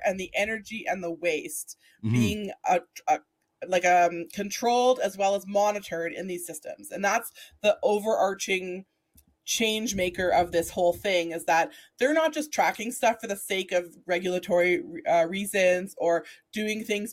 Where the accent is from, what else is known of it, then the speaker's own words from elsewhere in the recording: Alberta, Canada; someone that I grew up with here in Alberta